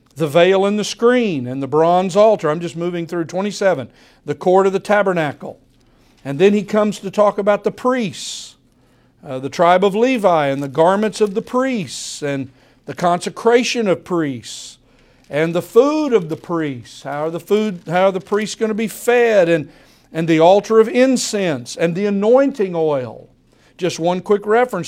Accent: United States; American believers

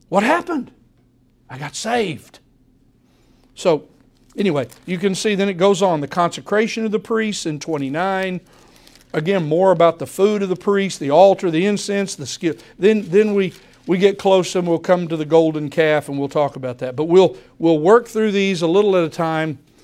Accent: United States; American believers

